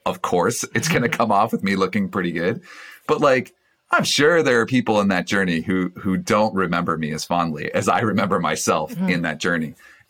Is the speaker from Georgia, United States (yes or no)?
yes; Georgia, United States; Single mom, four kids, growing up in Georgia